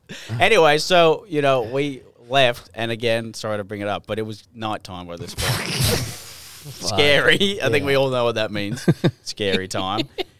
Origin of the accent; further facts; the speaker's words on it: Australia; I'm from Australia.